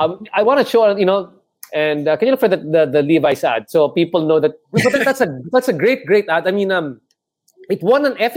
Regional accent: Philippines; You know when they bring home somebody for Christmas because it really touches you as a Filipino, right?

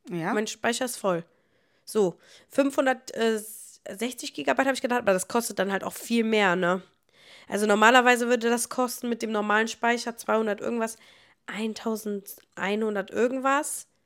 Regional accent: Niederkassel, North Rhine-Westphalia, Germany; ich Ach Gott, was soll ich sagen? Ich komme aus Niederkassel.

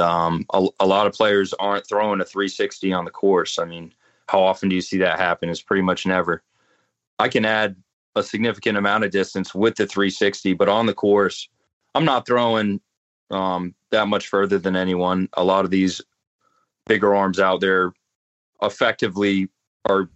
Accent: North Carolina, United States; I grew up playing in North Carolina in the woods

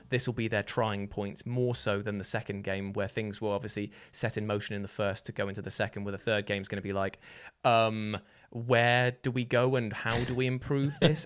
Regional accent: Newton Abbot, South West England, United Kingdom; my hometown of Newton Abbot

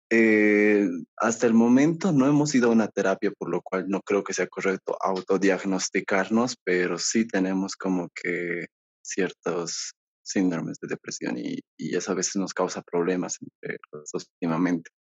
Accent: Bolivia; aquí yo soy de Bolivia

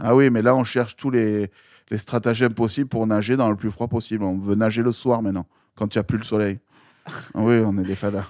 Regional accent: Marseille, Provence-Alpes-Côte d'Azur, France; also born or lived in Gap; quand je suis arrivé à Marseille en 91

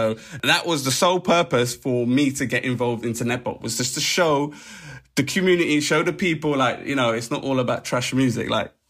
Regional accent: Harlesden, London, United Kingdom; when I used to be a garage MC, I used to wear that I was from Harlesden as a badge of honour. Because look, I'm an Asian MC.

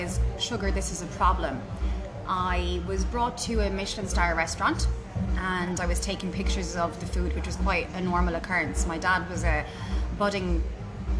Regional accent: Ireland; as Irish, self-deprecating humans

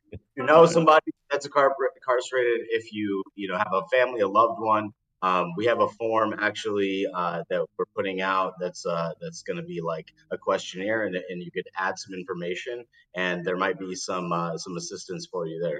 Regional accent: Denver, Colorado, United States; now in Rio Vista, United States; Denver, Colorado, my home state and hometown

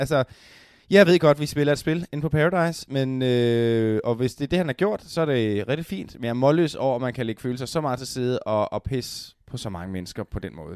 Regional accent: Denmark

